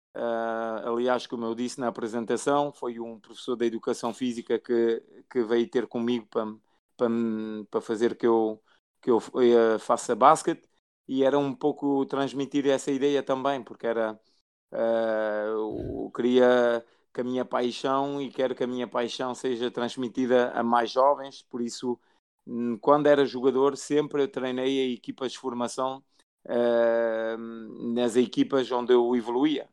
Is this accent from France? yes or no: yes; France; also born or lived in Guimarães, Portugal; nasci em Portugal, em Guimarães, sou natural de Guimarães. depois, com, com três anos, fui, fui para a França com, com os meus pais. Cresci em França